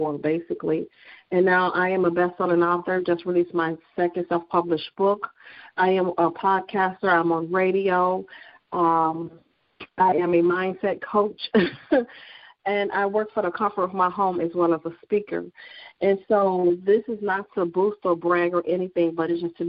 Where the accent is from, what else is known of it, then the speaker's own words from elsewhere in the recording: Chicago, Illinois, United States; I am from Chicago, Illinois, born and raised